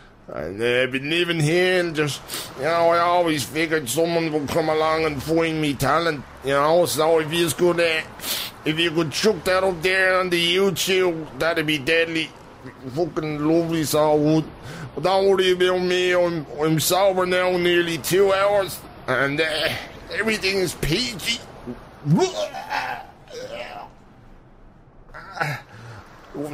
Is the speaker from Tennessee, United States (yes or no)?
no; Brooklyn, New York, United States; Yeah, I was born in Brooklyn, raised there